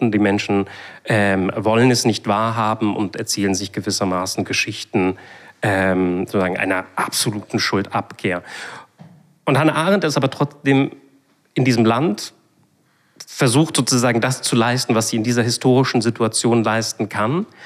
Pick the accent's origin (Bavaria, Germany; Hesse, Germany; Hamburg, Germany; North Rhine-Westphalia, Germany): Hamburg, Germany; ich komme ja aus Hamburg, da pflegen wir das Hamburger Sie.